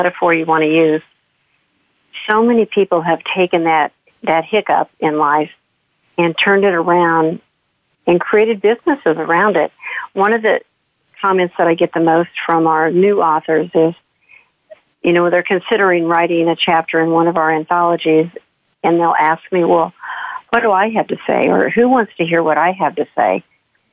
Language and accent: English; St. Louis, Missouri, United States; As someone in my 60s who has grown up and lived and worked and had a career and now have a business of my own in the Midwest, or in St. Louis